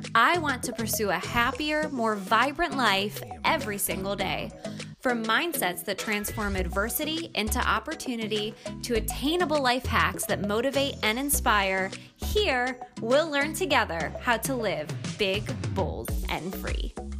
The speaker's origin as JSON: {"language": "English", "region": "New York", "country": "United States", "tie": "born or raised there", "also_born_or_lived": "Pittsburgh, Pennsylvania / Virginia Beach, Virginia", "moved": "as an adult", "said": "I grew up in New York State and a beautiful area of New York, right on the lake, and, uh, really had a pretty typical childhood"}